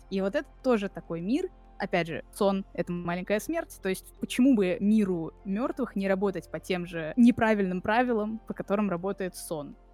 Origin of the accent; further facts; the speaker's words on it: Tver, Tver Oblast, Russia; born there; also born or lived in Moscow; я родилась в Твери, несколько лет жила там, и потом 20 лет жила в Москве.